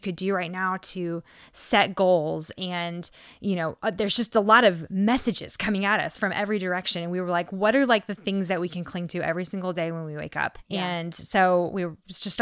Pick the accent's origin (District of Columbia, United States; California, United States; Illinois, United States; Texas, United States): Texas, United States; we're from Texas, so we say y'all down here